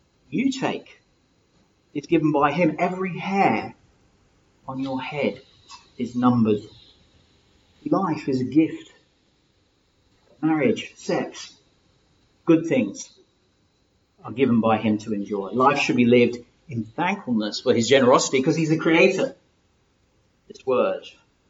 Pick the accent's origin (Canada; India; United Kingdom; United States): United Kingdom; England; also born or lived in Lagos, Nigeria; I'm from England